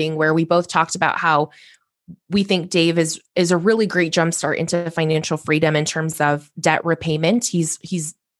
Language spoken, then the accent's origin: English; Corvallis, Oregon, United States; I ultimately transferred home to Oregon State University, which is in my hometown of Corvallis